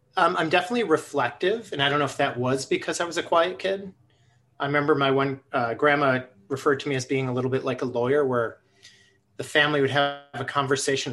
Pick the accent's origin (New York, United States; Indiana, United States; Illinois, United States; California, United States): New York, United States; Buffalo; moved away; also born or lived in Twin Cities, Minnesota; I grew up in Buffalo, New York